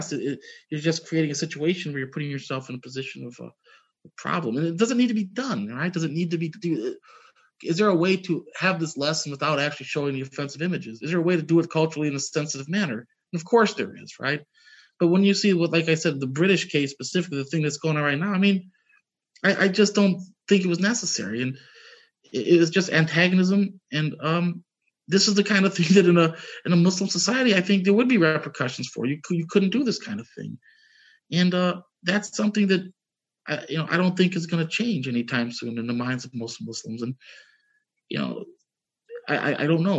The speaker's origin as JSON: {"language": "English", "country": "United States", "tie": "born or raised there", "said": "As a kid growing up, I remember, I grew up in the United States, was mostly Christian"}